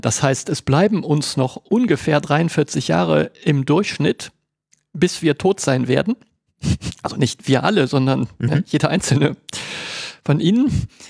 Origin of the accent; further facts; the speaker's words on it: Cologne, North Rhine-Westphalia, Germany; ich bin Kölner